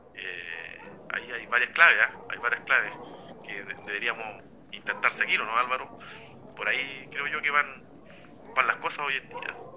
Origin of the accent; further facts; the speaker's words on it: Chile; como chileno en nuestros casos